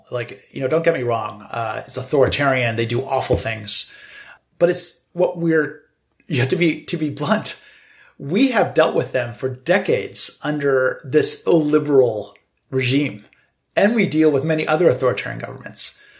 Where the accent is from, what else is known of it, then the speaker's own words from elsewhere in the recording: United States; also born or lived in China; we're all U.S. citizens. We happen to understand China very well, and we came from China, and many of us built our careers in China originally, but we're from America and we're based in America.